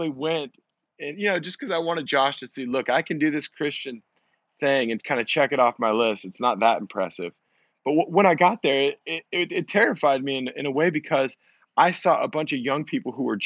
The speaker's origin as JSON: {"language": "English", "region": "Central Oregon", "country": "United States", "tie": "born or raised there", "said": "I grew up in Central Oregon"}